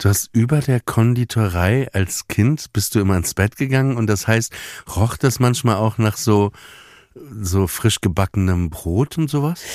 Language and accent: German; Papenburg, Lower Saxony, Germany; Wie Papenburg, wo ich herkomme